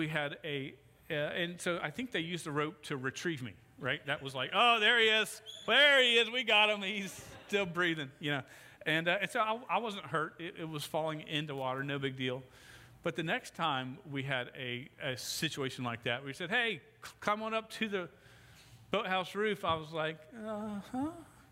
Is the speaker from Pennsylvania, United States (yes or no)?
no; Jacksonville, Florida, United States; I grew up in Mandarin, South Jacksonville